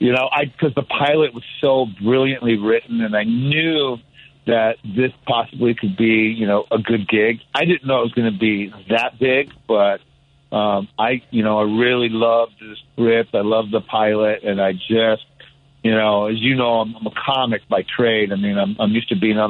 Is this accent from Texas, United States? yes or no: no; Albuquerque, New Mexico, United States; I'm from Albuquerque, New Mexico